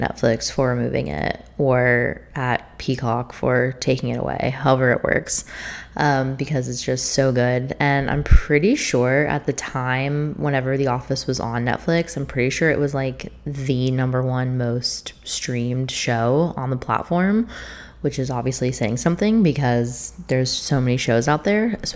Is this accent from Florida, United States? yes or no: yes; St. Augustine, Florida, United States; pretty much all of my immediate family lived in the town that I was born in, which is St. Augustine, Florida